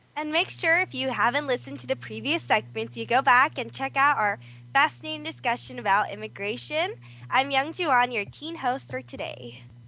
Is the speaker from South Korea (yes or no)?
yes; South Korea; now in California, United States; I'm also from Korea.